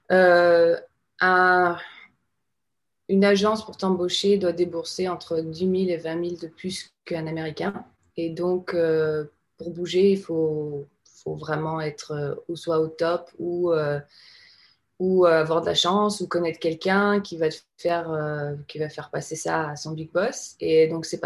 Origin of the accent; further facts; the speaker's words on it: France; now in United States; Non, non, non, je suis française. J'ai encore un visa de travail.